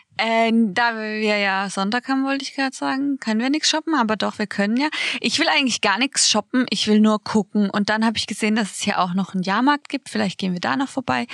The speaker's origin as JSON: {"language": "German", "town": "Baden-Baden", "region": "Baden-Württemberg", "country": "Germany", "said": "bei uns in Baden-Baden"}